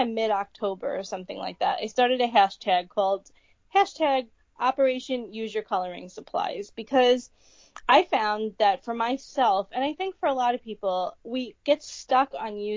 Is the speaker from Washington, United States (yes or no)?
no; New York, United States; we're from New York